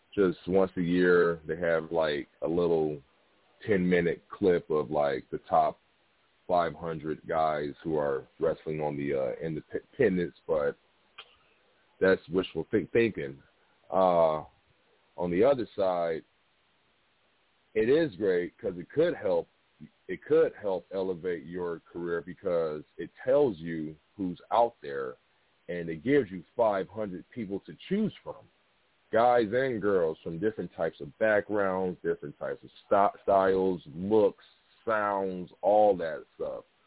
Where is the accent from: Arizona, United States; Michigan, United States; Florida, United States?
Michigan, United States; Detroit; I'm from Detroit